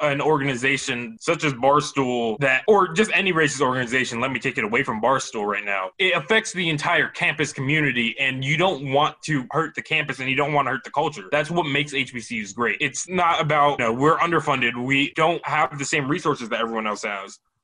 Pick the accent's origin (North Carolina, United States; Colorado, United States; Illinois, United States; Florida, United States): Florida, United States; South; I'm from South Florida